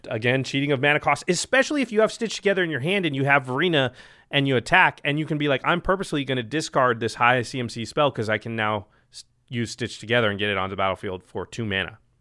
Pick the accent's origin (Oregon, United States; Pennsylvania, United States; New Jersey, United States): Oregon, United States; Portland; I'm from Portland